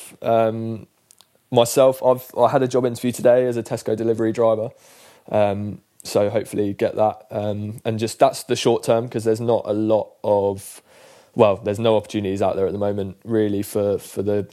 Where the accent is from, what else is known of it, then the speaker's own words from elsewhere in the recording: London, United Kingdom; also born or lived in Ireland (grandparents); I was born in Chelsea Westminster Hospital. Spent the first 4 years of my life living in Pimlico